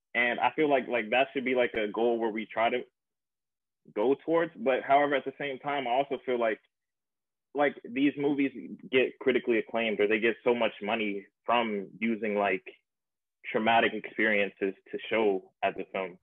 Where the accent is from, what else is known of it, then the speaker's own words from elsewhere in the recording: Myrtle Beach, South Carolina, United States; I'm from Myrtle Beach, South Carolina